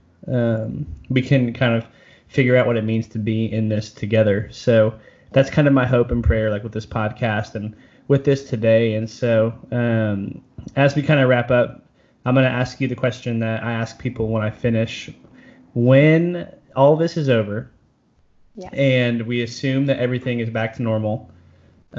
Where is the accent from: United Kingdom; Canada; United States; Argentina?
United States